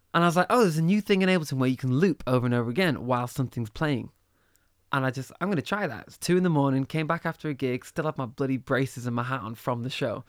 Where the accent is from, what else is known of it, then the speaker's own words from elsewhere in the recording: Manchester, North West England, United Kingdom; moved away as an adult; also born or lived in Liverpool; I grew up in Manchester